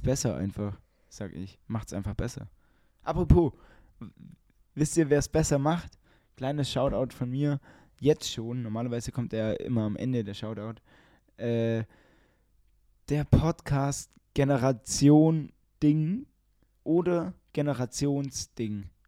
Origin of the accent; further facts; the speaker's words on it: Ulm, Baden-Württemberg, Germany; bei uns in Ulm